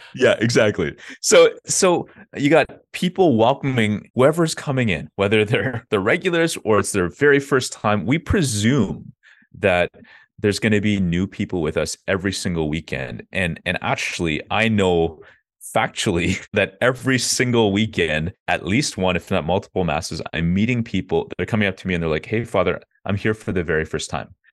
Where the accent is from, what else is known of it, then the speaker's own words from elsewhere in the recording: Ottawa, Ontario, Canada; I grew up in Ottawa, Canada, so that's the capital.